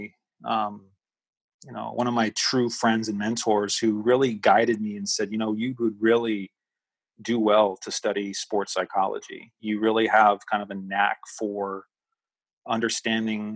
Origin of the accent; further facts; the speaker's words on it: California, United States; moved away as an adult; also born or lived in Massachusetts; born and raised in California